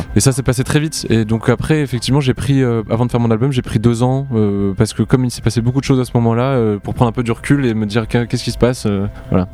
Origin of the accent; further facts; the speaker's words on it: Montpellier, Occitania, France; je viens de Montpellier